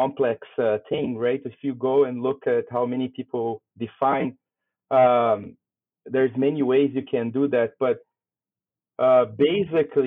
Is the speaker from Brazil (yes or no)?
yes; Brazil; moved away as an adult; also born or lived in Canada; now in Saskatchewan, Canada; I'm originally from Brazil